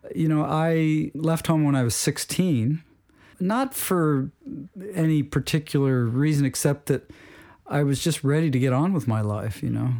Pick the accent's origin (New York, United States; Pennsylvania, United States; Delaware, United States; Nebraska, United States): Delaware, United States; Wilmington; I grew up in, uh, Wilmington, Delaware